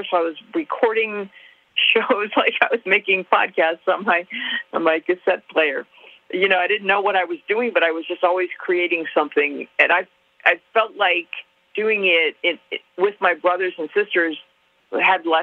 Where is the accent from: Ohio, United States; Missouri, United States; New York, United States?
New York, United States; Buffalo; I don't think Buffalo had much to do with it other than how distant it was from anything that interested me.